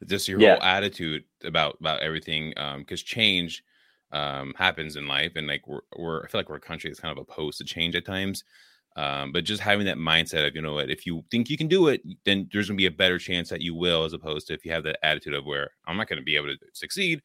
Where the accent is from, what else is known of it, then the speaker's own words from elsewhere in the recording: California, United States; I grew up in California